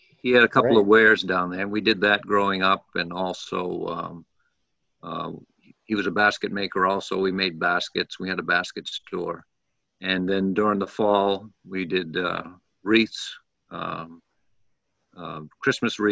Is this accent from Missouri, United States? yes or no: no; Passamaquoddy Tribe at Pleasant Point, Maine, United States; Passamaquoddy Tribe at Pleasant Point